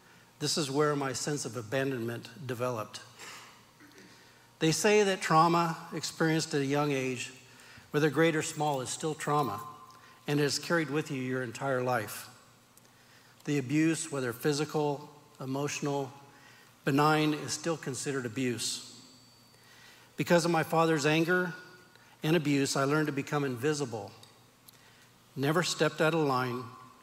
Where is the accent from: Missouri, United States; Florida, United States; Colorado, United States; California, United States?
California, United States; Turlock; I was born and raised in Turlock, California